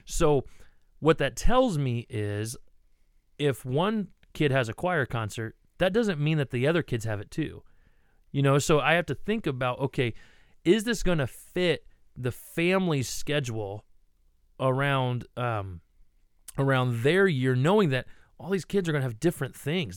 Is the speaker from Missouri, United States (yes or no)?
no; Ohio, United States; I grew up in Ohio